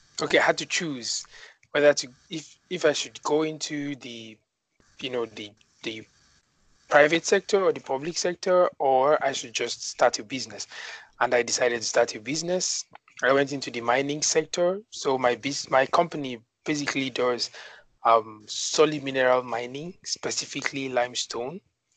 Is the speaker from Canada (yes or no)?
no; Nigeria; moved away as an adult; now in China; I'm from Nigeria